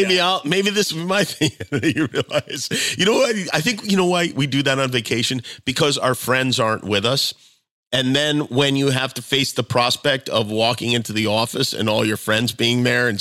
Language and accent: English; Las Vegas, Nevada, United States; it was never obvious to me until I moved from Las Vegas and people couldn